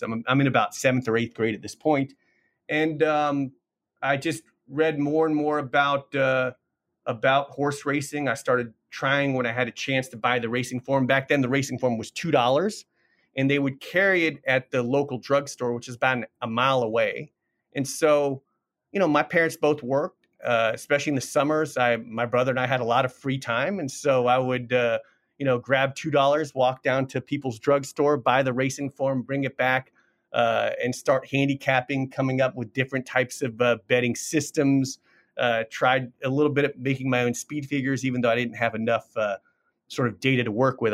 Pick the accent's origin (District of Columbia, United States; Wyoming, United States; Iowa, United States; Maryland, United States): District of Columbia, United States; Washington; I grew up in Washington, D C